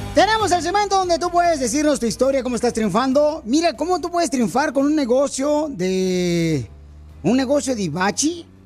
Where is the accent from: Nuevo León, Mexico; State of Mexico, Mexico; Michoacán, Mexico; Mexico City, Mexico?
Michoacán, Mexico; now in United States; yo soy de Michoacán